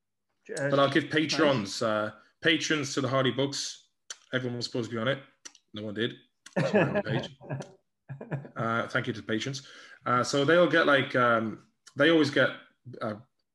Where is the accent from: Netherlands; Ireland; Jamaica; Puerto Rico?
Ireland; now in Sweden